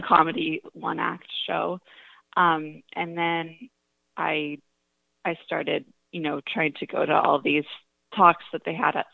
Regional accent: Northern California, United States; I grew up in Northern California

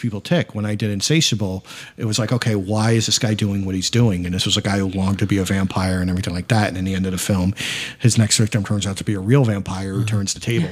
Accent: Amityville, New York, United States; I grew up in Amityville, which is mainly minority town.

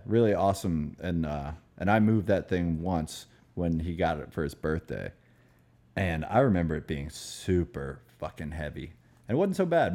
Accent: Maryland, United States; moved away; also born or lived in Florida / New York; I'm from Maryland

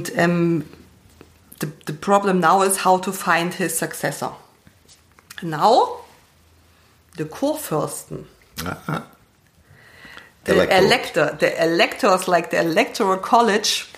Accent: East Germany, Germany; I'm from East Germany

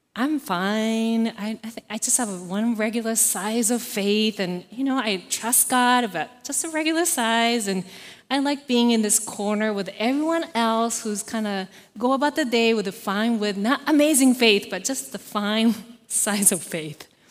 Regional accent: Japan; moved away as an adult; I was born and raised in Japan

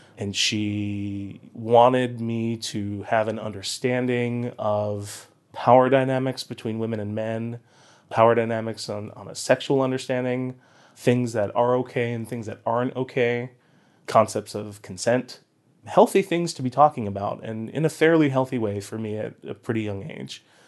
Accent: Boynton Beach, Florida, United States; also born or lived in Huntington, Long Island, New York / San Francisco; I think I was nine years old, um, is when we moved to South Florida, Boynton Beach

